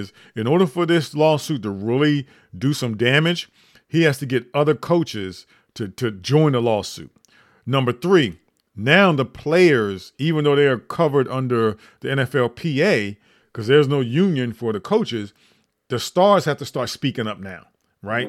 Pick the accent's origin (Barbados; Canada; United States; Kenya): United States; Grove City; now in DMV area, United States; from my hometown of Groove City.